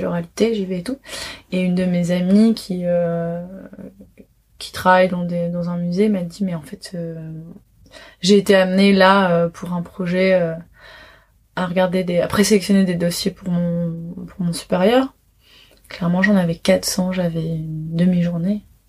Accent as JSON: {"language": "French", "town": "Paris", "region": "Île-de-France", "country": "France", "tie": "born or raised there", "said": "j'ai grandi à Paris"}